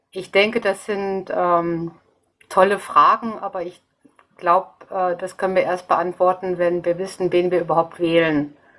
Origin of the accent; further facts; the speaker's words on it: North Rhine-Westphalia, Germany; now in Munich, Germany; zu meiner Heimat habe ich jetzt leider erst äh, jetzt über Twitter äh, Kontakt bekommen, das wäre eben Nordrhein-Westfalen